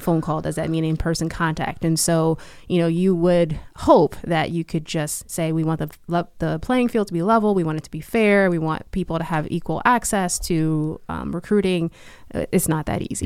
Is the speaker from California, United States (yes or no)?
no; Hillside, New Jersey, United States; also born or lived in Newark, New Jersey; I grew up in Hillside, New Jersey